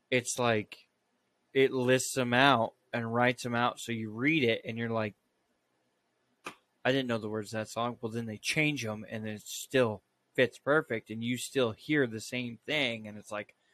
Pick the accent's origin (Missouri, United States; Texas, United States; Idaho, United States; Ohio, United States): Idaho, United States; growing up in Idaho